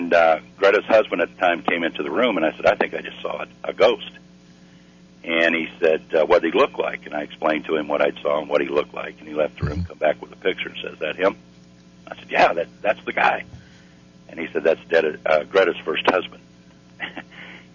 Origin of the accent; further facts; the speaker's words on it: Missouri, United States; I'm from Missouri